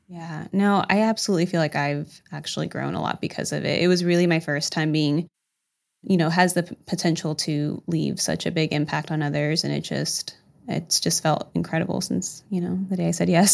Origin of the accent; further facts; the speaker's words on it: California, United States; also born or lived in Huntingburg, Indiana / El Salvador (parents); now in Indiana, United States; I'm actually not from Du Bois County, so I was born in California